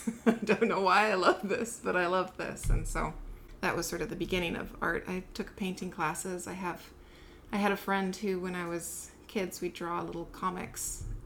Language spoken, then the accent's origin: English; California, United States; also born or lived in Salt Lake City, Utah / Kansas / Oakland, California; I was born in Salt Lake City and cruelly ripped from my grandmother's arms when they moved to California for better work.